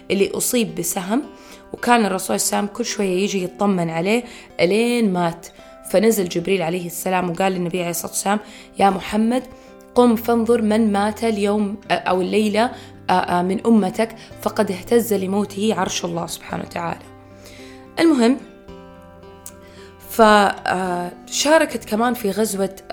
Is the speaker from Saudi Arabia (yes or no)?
yes; Saudi Arabia; في شوارع عندنا في السعودية باسم رفيدة الأسلمية